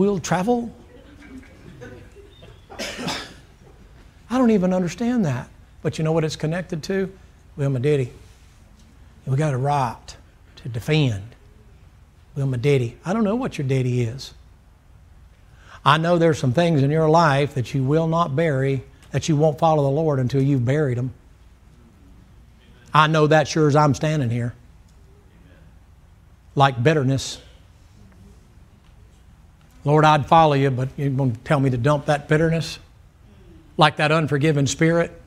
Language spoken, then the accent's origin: English; the South, United States; I'm from the South